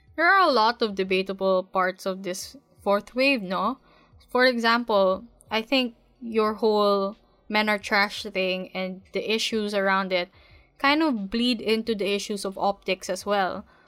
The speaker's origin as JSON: {"language": "English", "country": "Philippines", "said": "being a Filipino woman"}